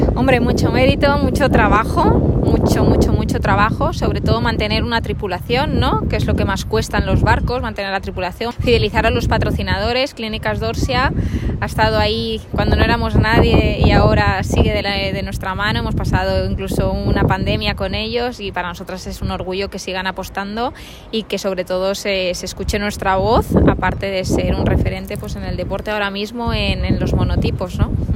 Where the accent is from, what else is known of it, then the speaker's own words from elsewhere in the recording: Valencia, Valencian Community, Spain; moved away; also born or lived in Santander; estamos en Valencia, ¿no? Mi tierra, mis, raíces de la comunidad valenciana